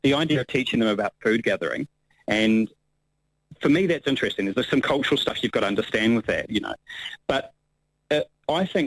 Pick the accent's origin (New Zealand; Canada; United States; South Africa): New Zealand; Hawke's Bay; also born or lived in Taupo, New Zealand; I grew up in Hawke's Bay and then over here to Taupo my teenage years